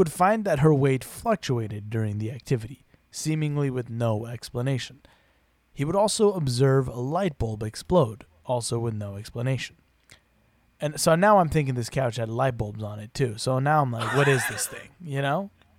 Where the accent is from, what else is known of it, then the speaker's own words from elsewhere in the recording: United Kingdom; Right, I forget we're British. That's how we talk.